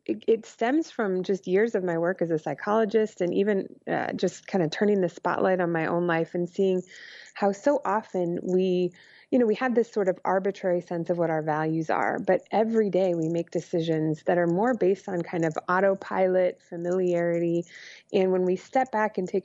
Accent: Arizona, United States; now in Chicago, United States; I grew up in Arizona

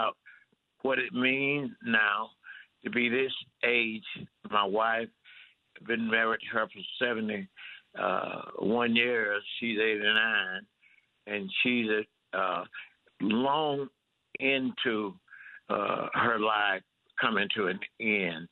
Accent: Mississippi, United States; as a black person growing up in Mississippi

